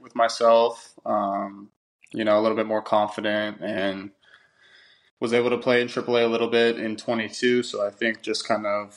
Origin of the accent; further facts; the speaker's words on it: outside of Los Angeles, California, United States; I grew up originally outside of Los Angeles, and my dad is actually from like the Boston area